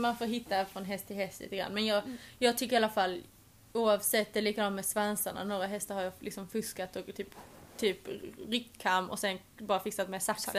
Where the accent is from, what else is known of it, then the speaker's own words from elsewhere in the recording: Sweden; moved away as an adult; now in England; Jag hade också bara bandat hemma i Sverige